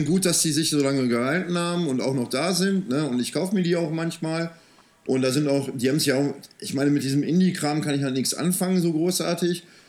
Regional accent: Soest, North Rhine-Westphalia, Germany; moved away as an adult; also born or lived in Wuppertal; now in Remscheid, Germany; ich bin in Soest aufgewachsen

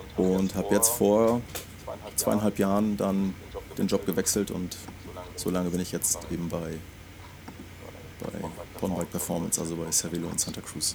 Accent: Schwerin, Mecklenburg-Vorpommern, Germany; geboren 1976 in, äh, in Schwerin. Also ich habe Migrationshintergrund, komme komm aus dem Osten

